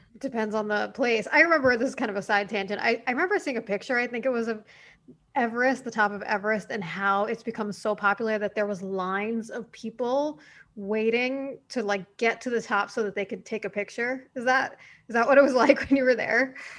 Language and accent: English; New York City, New York, United States; I'm from New York City.